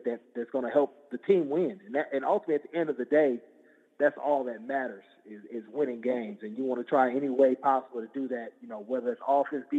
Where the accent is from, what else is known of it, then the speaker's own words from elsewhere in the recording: Oakland, California, United States; we're based out of Oakland, California. That's my hometown